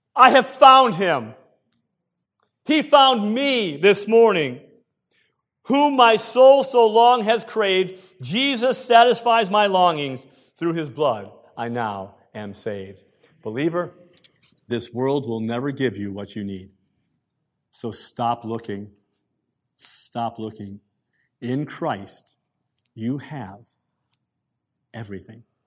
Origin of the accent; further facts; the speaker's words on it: United States; moved away as an adult; now in Canada; I'm an American by birth. If you didn't know that, some people say I have an accent. I don't believe I do. Twenty-one years here. American by birth, Canadian by choice